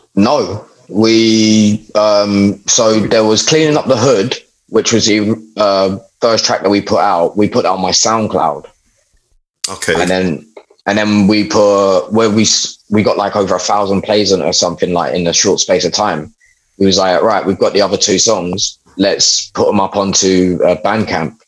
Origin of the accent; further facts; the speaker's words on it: London, United Kingdom; I grew up in London